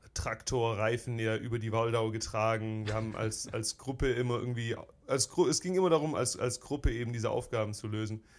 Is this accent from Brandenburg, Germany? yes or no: no; Stuttgart, Baden-Württemberg, Germany; also born or lived in Filderstadt; now in United States; ich bin, äh, bin in Stuttgart geboren im, oh, ich will sagen, Marienhospital direkt okay. Äh, äh, damals und auch in Stuttgart aufgewachsen, zur Schule gegangen